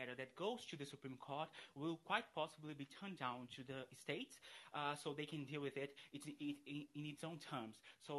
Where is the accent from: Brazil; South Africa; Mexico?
Brazil; I'm from Brazil.